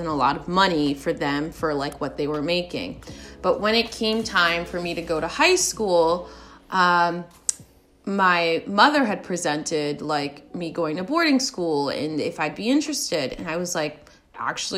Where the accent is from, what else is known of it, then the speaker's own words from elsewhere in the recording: United States; I was born in the States